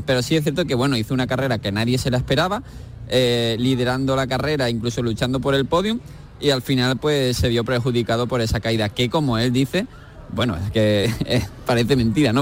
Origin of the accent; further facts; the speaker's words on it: Andalusia, Spain; como españoles y andaluces